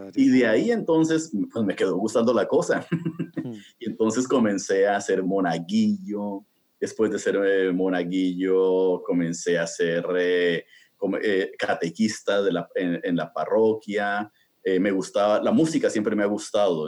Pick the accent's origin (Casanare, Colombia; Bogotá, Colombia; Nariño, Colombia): Bogotá, Colombia; now in United States; yo nací en eh, Colombia, ¿no? en, Sudamérica, y nací en Bogotá